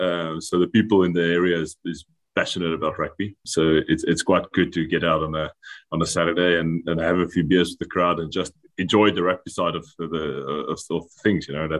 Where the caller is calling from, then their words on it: Biarritz, Nouvelle-Aquitaine, France; I'm calling in from a town called Biarritz in France at the moment.